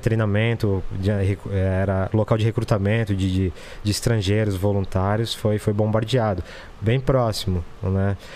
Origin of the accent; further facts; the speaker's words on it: Brazil; moved away; also born or lived in Ukraine; eu agora tô refugiado num país onde o nosso presidente é solidário à Rússia